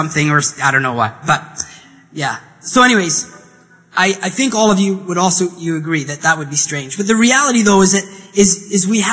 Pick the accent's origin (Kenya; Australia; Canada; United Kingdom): Canada; Hay River, Northwest Territories; moved away; I grew up in the Northwest Territories in Northern Canada